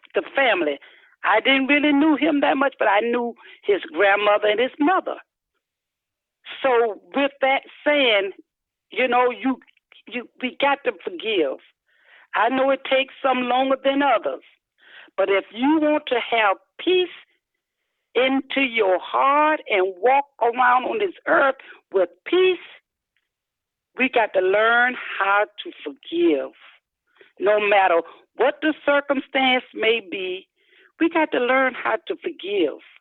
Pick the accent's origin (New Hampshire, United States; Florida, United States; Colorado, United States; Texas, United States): Florida, United States; Ocala; I'm from Ocala, Florida.